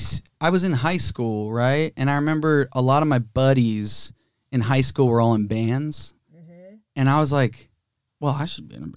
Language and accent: English; Cincinnati, Ohio, United States; also born or lived in Chicago; now in Los Angeles, United States; I'm from Cincinnati.